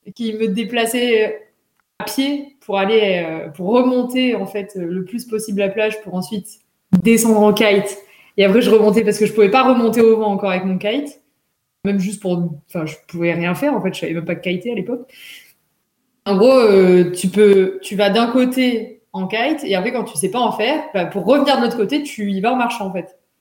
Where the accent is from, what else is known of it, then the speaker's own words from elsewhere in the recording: the South, southern France, France; je suis, je suis, du Sud